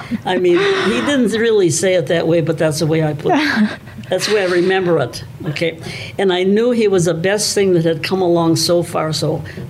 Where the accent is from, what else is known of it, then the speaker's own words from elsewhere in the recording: Minneapolis, Minnesota, United States; also born or lived in Africa; I grew up in South Minneapolis near Lake Nokomis and also in the Minneapolis Gospel Tabernacle.